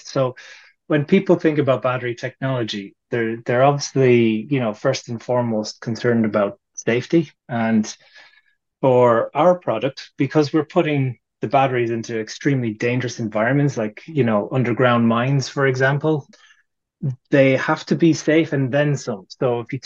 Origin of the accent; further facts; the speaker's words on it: Ireland; we're Irish